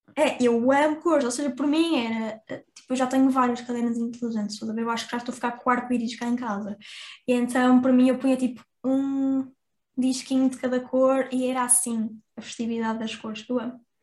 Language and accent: Portuguese; Porto, Norte, Portugal; accent: Porto; as pessoas do Porto dizem que eu não tenho sotaque, mas quando eu vou para Lisboa as pessoas já notam